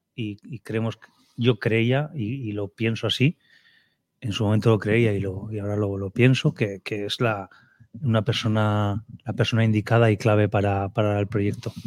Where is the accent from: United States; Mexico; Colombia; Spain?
Spain; Vitoria-Gasteiz, Basque Country; also born or lived in Cádiz; now in Málaga, Spain; Soy un chico de Vitoria que vino aquí del Cádiz Club de Fútbol de Primera División.